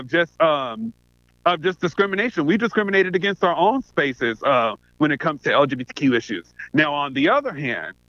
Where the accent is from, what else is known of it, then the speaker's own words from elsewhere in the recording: Seattle, Washington, United States; I'm from the South End